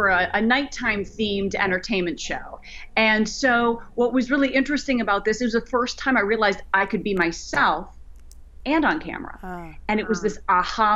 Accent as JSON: {"language": "English", "region": "Minnesota", "country": "United States", "tie": "born or raised there", "said": "I grew up in Minnesota, born and raised"}